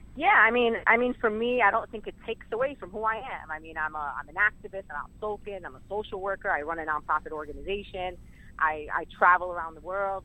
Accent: New York City, New York, United States; I grew up uh, actually born and raised in Sunset Park.

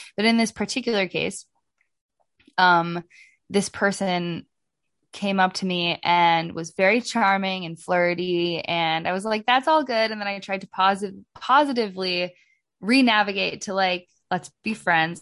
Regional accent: Oregon, United States; I'm from, I'm from Oregon.

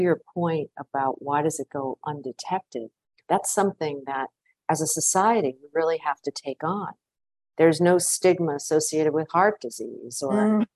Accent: Providence, Rhode Island, United States; also born or lived in Washington; now in New York, United States; I grew up in Providence, Rhode Island

